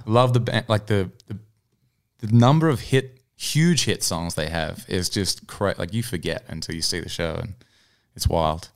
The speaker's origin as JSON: {"language": "English", "town": "Newcastle", "region": "New South Wales", "country": "Australia", "tie": "born or raised there", "moved": "as an adult", "lives_now": "Nashville, United States", "said": "I was in my hometown of Newcastle"}